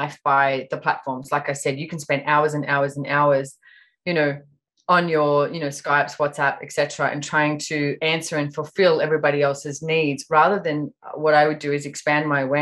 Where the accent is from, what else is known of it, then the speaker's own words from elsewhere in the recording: Sydney, New South Wales, Australia; now in Sunshine Coast, Australia; I was born in Sydney, Australia, but I actually live up in Queensland on the Sunshine Coast at the moment.